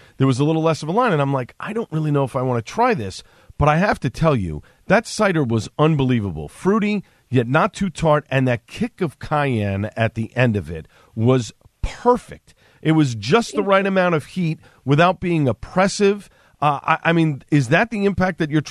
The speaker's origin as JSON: {"language": "English", "town": "New York City", "region": "New York", "country": "United States", "tie": "born or raised there", "accent": "Staten Island", "moved": "as an adult", "lives_now": "New Jersey, United States", "said": "I grew up on Staten Island. It was a great place to grow up."}